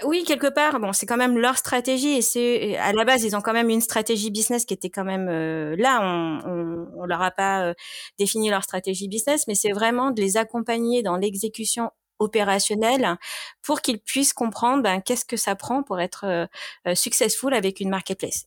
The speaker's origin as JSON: {"language": "French", "area": "Marseille region", "region": "Provence-Alpes-Côte d'Azur", "country": "France", "tie": "born or raised there", "moved": "as an adult", "said": "j'ai grandi dans le sud de la France, dans la région marseillaise"}